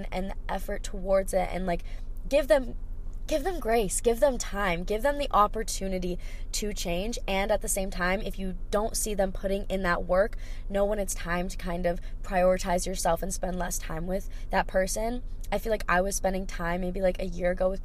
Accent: Hawaii, United States; I grew up in Hawaii, so we don't have snow here

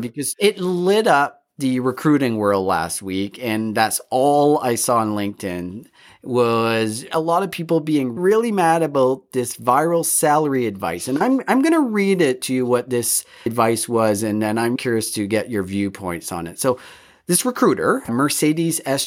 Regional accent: Canada; all three of us, we're, we grew up in Canada, we're white

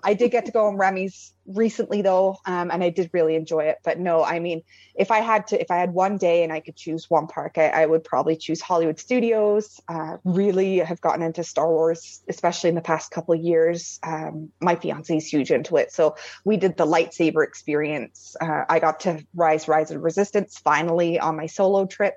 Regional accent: England, United Kingdom; now in Breslau, Canada; Born and raised in England, my parents would always take us on trips every 2 years. When we moved to Canada in 2004

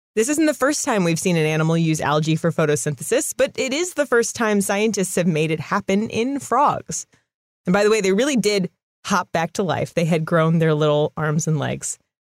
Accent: California, United States; I'm, I'm from California

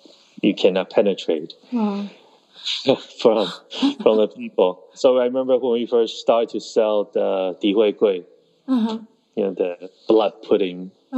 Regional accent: Taiwan; born there; Yeah, I was born in Taiwan.

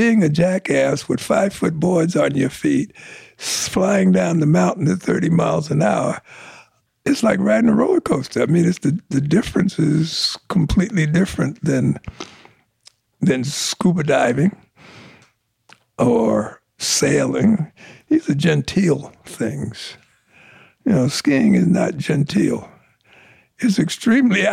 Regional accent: New York City, New York, United States; moved away as an adult; also born or lived in Los Angeles; I'm from New York City.

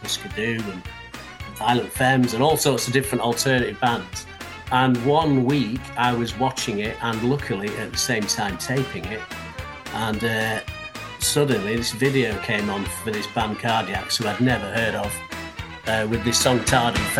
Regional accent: Sheffield, Yorkshire and the Humber, United Kingdom; now in Manchester, United Kingdom; I'm actually from Sheffield, but I've been here for 1995 I moved here, so a long time now.

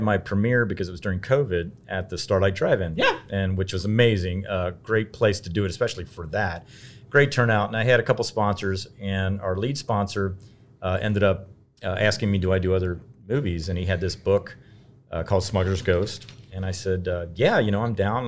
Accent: Cincinnati, Ohio, United States; growing up in Cincinnati

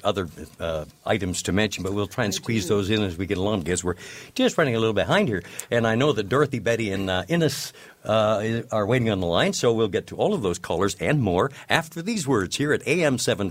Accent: London, Ontario, Canada; My hometown.

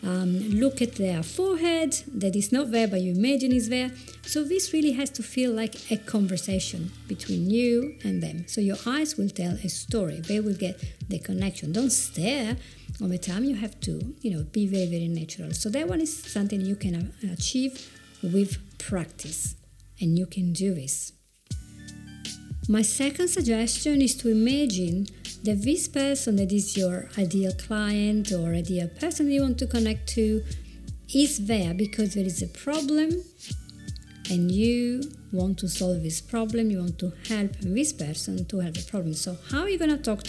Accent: Italy; accent: Italian; English is a second language; I do have my Italian accent. I probably will never lose it

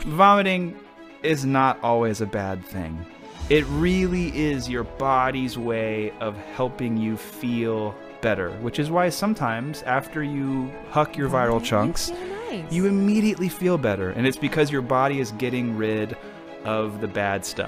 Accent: Houston, Texas, United States; I grew up in Houston or right outside of Houston

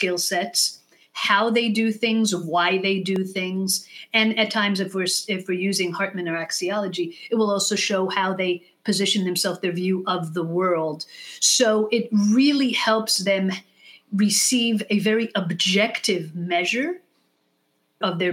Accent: Israel; first language English; now in United States; moving to Israel when I was 6 years old

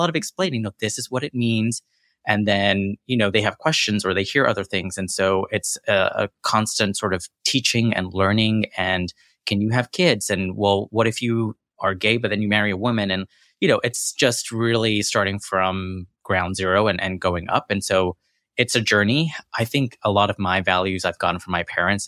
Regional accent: Corsicana, Texas, United States; accent: American; also born or lived in London / Jackson, Mississippi; now in Houston, United States; my formative years were in Corsicana, Texas

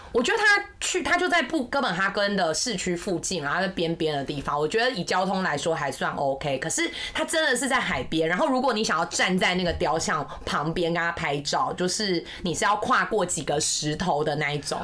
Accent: Kaohsiung, Taiwan; 因为我是高雄人嘛，那当然去垦丁也去了

